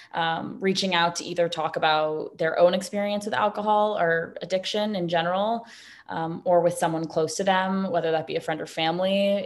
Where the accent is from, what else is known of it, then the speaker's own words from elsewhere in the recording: New York City, New York, United States; also born or lived in Los Angeles, California; I myself was born and raised in New York City